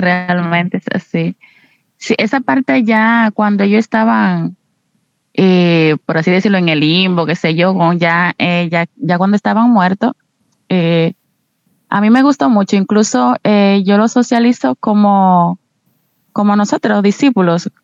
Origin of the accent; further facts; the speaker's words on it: Dominican Republic; soy de República Dominicana.